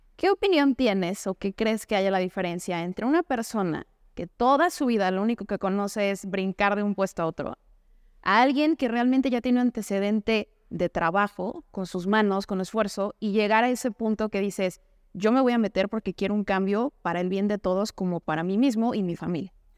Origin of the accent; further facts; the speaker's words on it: Mexico; como mexicanos